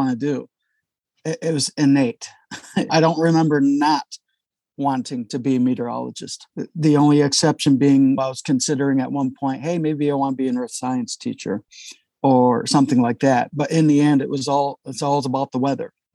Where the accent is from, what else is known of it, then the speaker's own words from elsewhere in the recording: Michigan, United States; moved away as an adult; also born or lived in Montana; growing up in Michigan